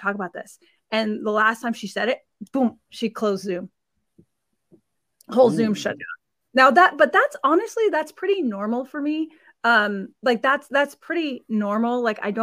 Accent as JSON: {"language": "English", "town": "Sacramento", "region": "California", "country": "United States", "tie": "born or raised there", "also_born_or_lived": "border of Rhode Island and Connecticut", "moved": "as an adult", "lives_now": "Rhode Island/Connecticut border, United States", "said": "my hometown in Sacramento, California"}